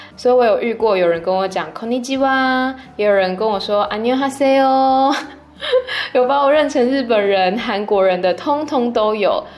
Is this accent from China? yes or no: no; Taiwan; moved away as an adult; now in Bangkok, Thailand; 我是台湾人